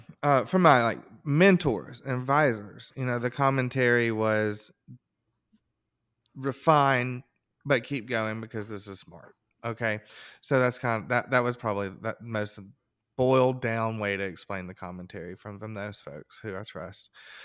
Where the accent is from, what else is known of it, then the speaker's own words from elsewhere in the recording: Alabama, United States; I grew up in Alabama, right? And so a lot of the guests that I want to talk to sometimes have a connection to there